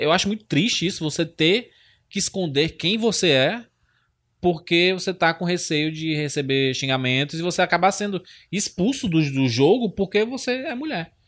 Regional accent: Ceará, Brazil; Eu sou nordestino

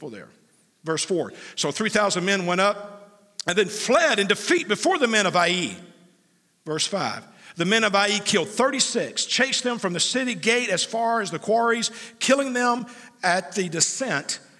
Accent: United States; as an American

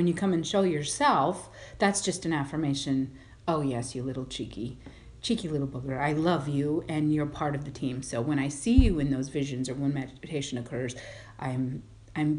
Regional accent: Colorado, United States; I am from Colorado

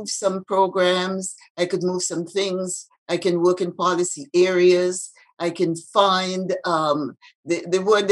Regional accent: Grenada; moved away as an adult; also born or lived in Toronto, Canada; now in Canada; I was born in Grenada. I came to Canada and the Caribbean, Canada-Caribbean domestic scheme.

